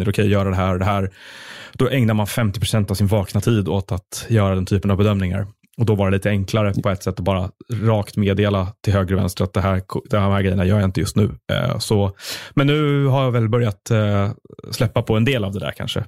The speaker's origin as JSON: {"language": "Swedish", "town": "Stockholm", "region": "Stockholm County", "country": "Sweden", "tie": "born or raised there", "said": "jag är också uppvuxen i Stockholm, eh, och i stan"}